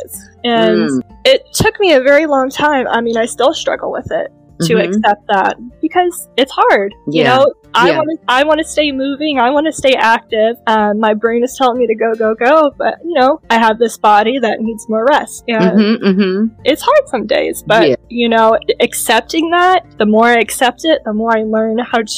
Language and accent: English; Hampton Roads, Virginia, United States; moved away as an adult; also born or lived in Orlando, Florida, United States; now in Texas, United States; I lived in the Hampton Roads area